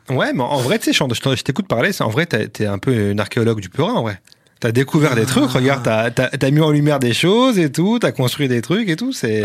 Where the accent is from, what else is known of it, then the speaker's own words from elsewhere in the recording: France; on est vraiment des Français